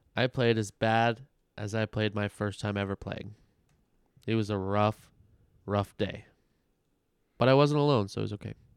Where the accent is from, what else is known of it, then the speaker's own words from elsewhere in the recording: Las Vegas, Nevada, United States; growing up in Vegas our whole lives